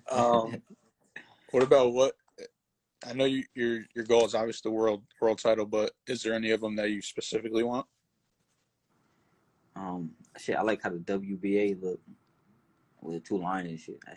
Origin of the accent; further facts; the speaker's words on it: New Jersey, United States; I was in midget, same regional. I'm from Jersey.